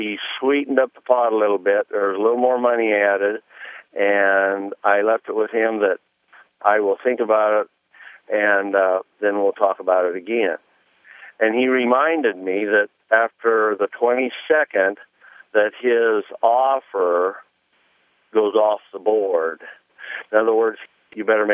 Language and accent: English; Nebraska, United States; I'm a farmer from Nebraska